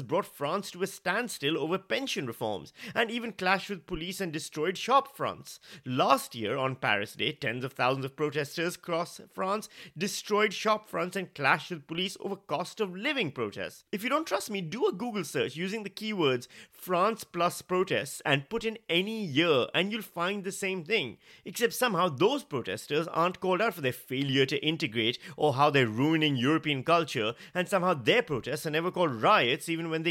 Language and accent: English; Pakistan; now in Australia; I'm a Pakistani